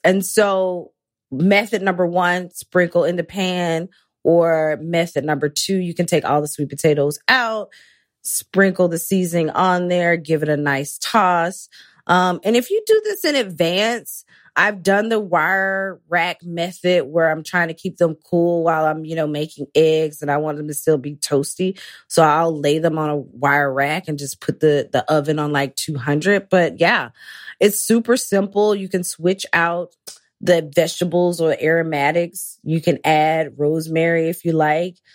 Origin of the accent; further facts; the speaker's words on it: Athens, Georgia, United States; now in New York City, United States; moved to my hometown, Athens, temporarily